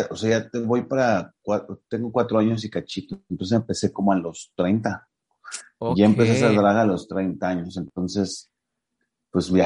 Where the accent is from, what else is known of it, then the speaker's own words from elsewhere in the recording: Mexico City, Mexico; hace que llegues a, lugares donde, pues, los que somos aquí de la Ciudad de México no podemos llegar.